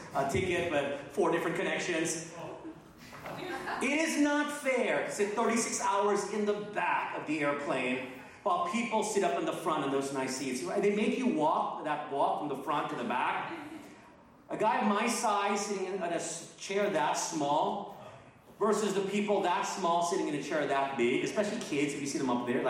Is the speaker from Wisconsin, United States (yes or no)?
no; North Texas, United States; born or raised there; moved away as an adult; also born or lived in Philippines / Asia